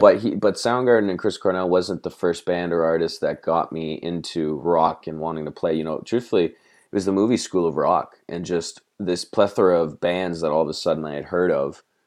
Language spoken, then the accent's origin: English; Toronto, Ontario, Canada; we're from Toronto. We're kind of spread out, you know, in the suburbia around the city.